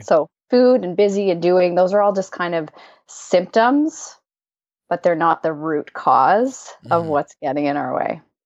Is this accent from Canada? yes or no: yes; Canada; I'm Canadian